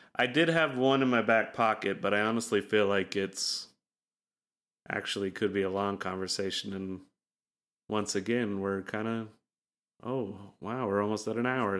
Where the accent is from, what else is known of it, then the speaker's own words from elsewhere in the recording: Utah, United States; growing up in Utah